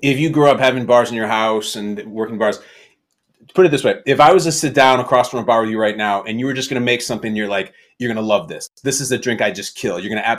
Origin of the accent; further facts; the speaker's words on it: Chicago, Illinois, United States; my hometown of Chicago